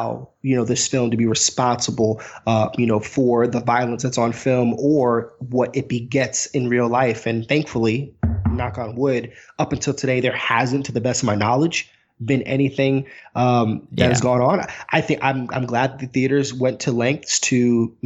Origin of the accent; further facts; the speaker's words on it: New York, United States; I'm from New York